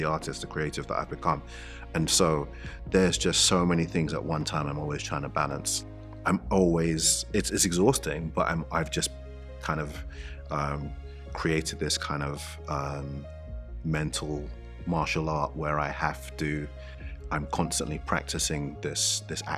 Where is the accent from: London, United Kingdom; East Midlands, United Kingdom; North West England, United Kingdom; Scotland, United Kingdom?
London, United Kingdom; growing up in East London, in the area in which I grew up